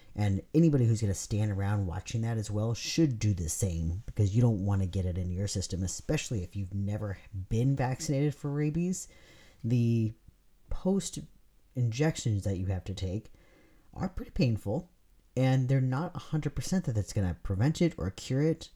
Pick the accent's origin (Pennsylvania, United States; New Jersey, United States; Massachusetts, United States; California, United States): California, United States; moved away; I'm from California